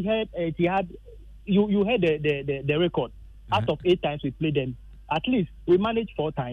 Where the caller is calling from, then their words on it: Hohoe, Volta, Ghana; this is … from Hohoi.